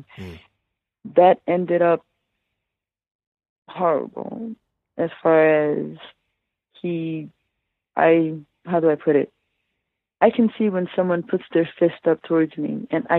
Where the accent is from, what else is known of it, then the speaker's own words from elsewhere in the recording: Trenton, New Jersey, United States; also born or lived in Coney Island, New York; I was born in Coney Island in New York, and I was raised in Trenton, New Jersey